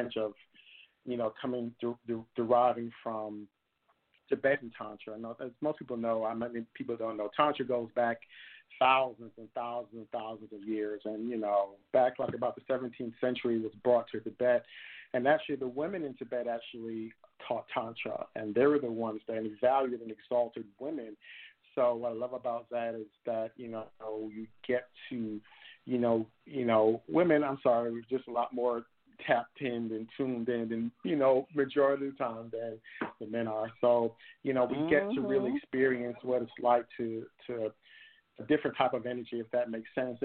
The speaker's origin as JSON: {"language": "English", "town": "New York City", "region": "New York", "country": "United States", "tie": "born or raised there", "moved": "as an adult", "lives_now": "Atlanta, United States", "said": "I was born and raised in Brooklyn"}